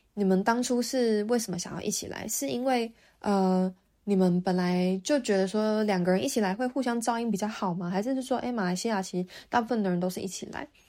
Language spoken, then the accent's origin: Chinese; Taiwan; moved away as an adult; now in Auckland, New Zealand; 我是从台湾来的